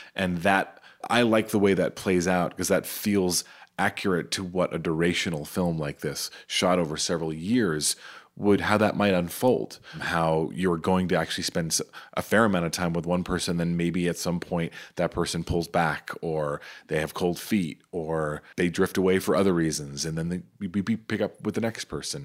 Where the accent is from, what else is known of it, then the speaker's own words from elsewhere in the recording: New York City, New York, United States; I'm from Staten Island